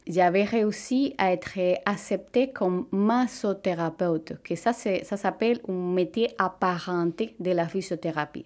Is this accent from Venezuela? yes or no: yes; Venezuela; French is a second language; moved away as an adult; now in Quebec, Canada; Au Venezuela, j'avais le, privilège de travailler comme physiothérapeute dans ma propre clinique